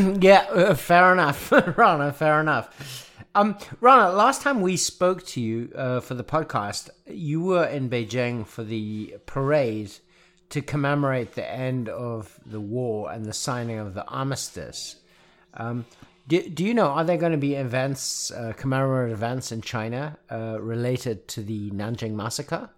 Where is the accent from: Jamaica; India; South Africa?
South Africa; now in Nashville, United States; as a South African